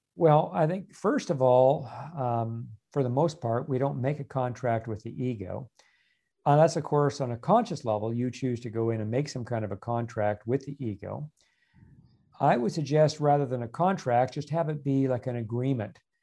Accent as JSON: {"language": "English", "country": "Canada", "moved": "yes", "said": "I'm originally a Canadian as well"}